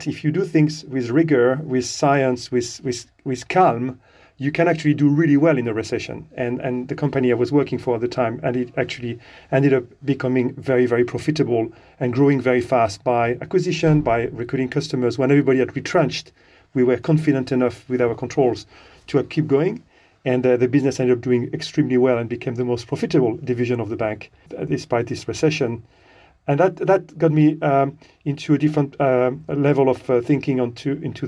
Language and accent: English; France; moved away as an adult; now in United Kingdom; I'm from France originally. I've been living in the UK since the late 90s.